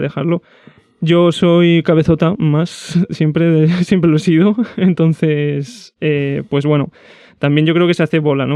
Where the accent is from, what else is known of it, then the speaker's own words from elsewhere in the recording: Zaragoza, Aragon, Spain; yo soy de Zaragoza desde chiquitín